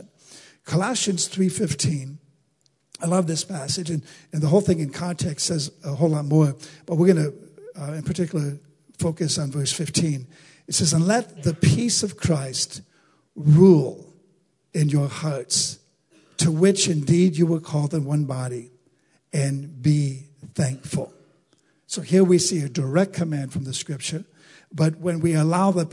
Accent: United States; as American citizens

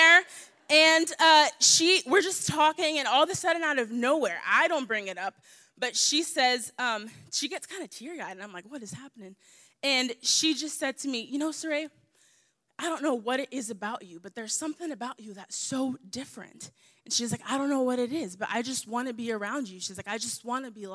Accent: the South, United States; I'm from the South, so I'm used to talking back

